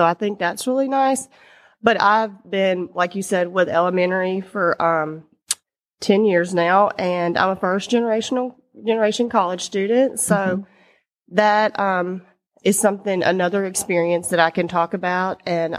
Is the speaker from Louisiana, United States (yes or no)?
yes; Louisiana, United States; Yes, I'm from Louisiana, and I loved school growing up.